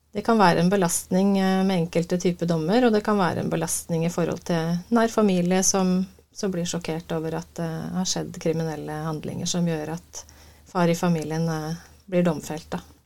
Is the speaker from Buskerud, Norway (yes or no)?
yes; Uvdal, Buskerud, Norway; moved away; Ja, jeg er eh, opprinnelig fra Uvdal. Fineste fjellbygda i Norge.